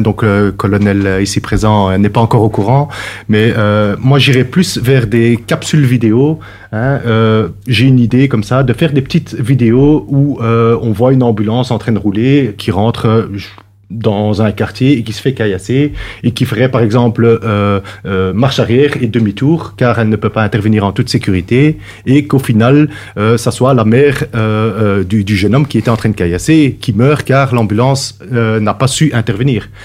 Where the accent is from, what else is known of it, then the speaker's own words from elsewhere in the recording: Brussels, Brussels-Capital Region, Belgium; j'ai grandi à Bruxelles.